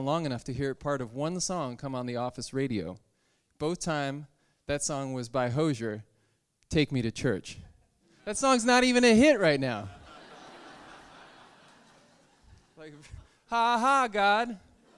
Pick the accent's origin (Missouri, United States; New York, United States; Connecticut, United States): Connecticut, United States; the Episcopal Church in my hometown in Connecticut